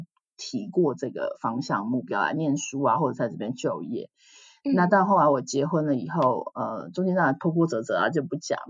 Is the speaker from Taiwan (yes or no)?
yes; Taiwan; moved away as an adult; now in Canada; 我是一位就是从台湾出来的呃护理人员，我在台湾是四年的安宁疗护护理师，然后到了加拿大。